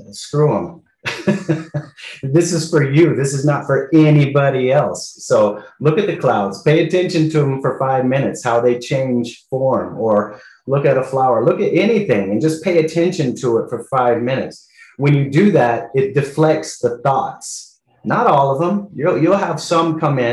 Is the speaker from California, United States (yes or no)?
yes; California, United States; moved away as an adult; now in Colombia; come back home to California